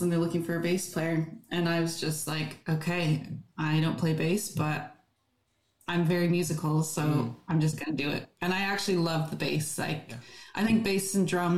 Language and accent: English; Canada; moved away as an adult; now in London, United Kingdom; I grew up in Canada